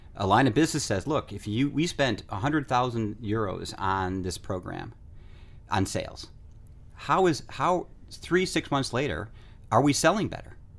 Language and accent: English; United States; I'm from the United States